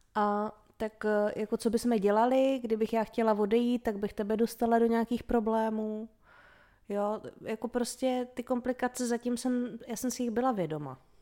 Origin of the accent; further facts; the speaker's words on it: Vysočina Region, Czechia; moved away as an adult; now in Brno area, Czech Republic; Já jsem vyrostla na Vysočině